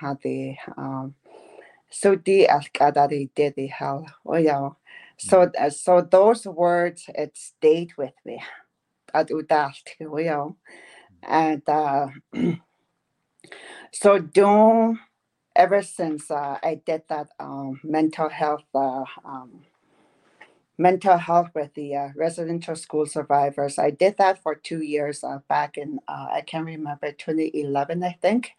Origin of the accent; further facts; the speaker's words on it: northern Manitoba, Canada; first language Dene; English is a second language; I'm from way up north, you know, in Canada, Manitoba.